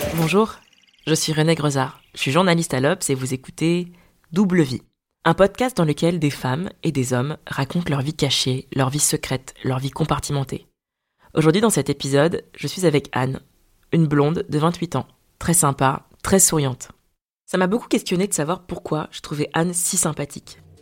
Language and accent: French; Paris, Île-de-France, France; also born or lived in Dakar, Senegal; je suis née à Dakar et que j'ai grandi dans le quinzième arrondissement de Paris